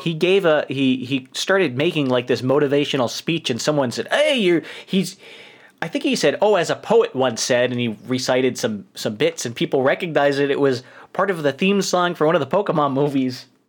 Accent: New York, United States; accent: New York; moved away

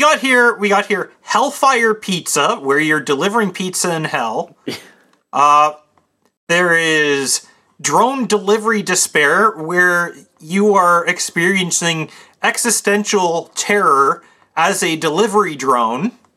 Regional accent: Canada; I'm Canadian

